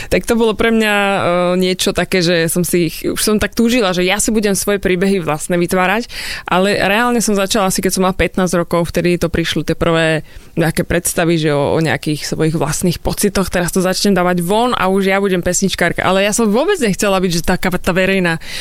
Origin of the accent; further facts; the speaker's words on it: Súľov-Hradná, Žilina Region, Slovakia; Nie, nie som ani z Povazky, ani zo Žiliny, ani z Byče, som hradná a časť Hradná teda.